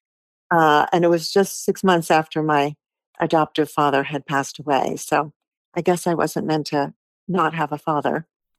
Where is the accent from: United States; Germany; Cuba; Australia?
Germany; Stuttgart, Baden-Württemberg; born there; I knew I was born in Stuttgart, and I wanted that to be a part of it.